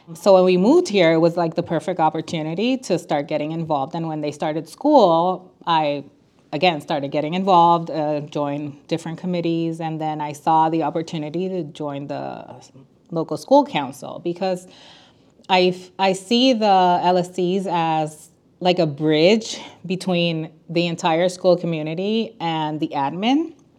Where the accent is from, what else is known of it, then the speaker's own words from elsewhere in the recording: San Juan, Puerto Rico; moved away as an adult; now in Chicago, United States; I was born and raised in San Juan, Puerto Rico. We moved to Chicago eight years ago.